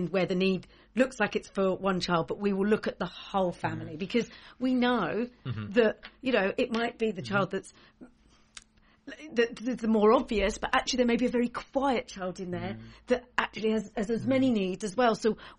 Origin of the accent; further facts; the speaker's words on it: Essex, East of England, United Kingdom; moved away as an adult; also born or lived in London; now in North East England, United Kingdom; I'm from Essex.